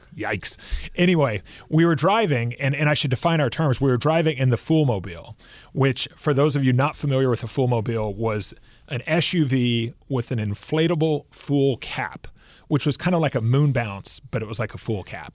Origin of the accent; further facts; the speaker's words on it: Houston, Texas, United States; moved away; I'm from Houston.